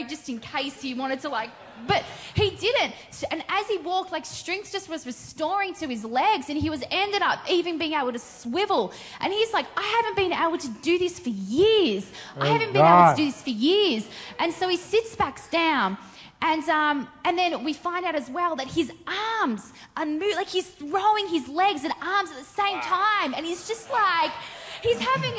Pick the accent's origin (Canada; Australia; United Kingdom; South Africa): Australia; I'm also from Australia